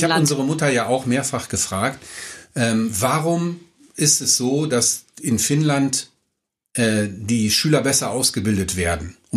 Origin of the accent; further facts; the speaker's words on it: Düsseldorf, North Rhine-Westphalia, Germany; kommen Sie von hier her, ich komme aus Düsseldorf-Unterbach.